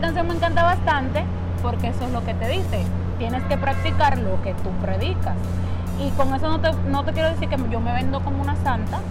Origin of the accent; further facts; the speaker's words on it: Dominican Republic; nosotros los dominicanos